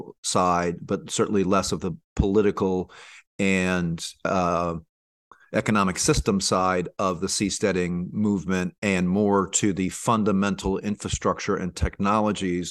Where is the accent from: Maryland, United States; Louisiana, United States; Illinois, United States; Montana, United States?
Louisiana, United States; New Orleans; moved away as an adult; I decided to move back to my hometown of Nouvelle-Orléans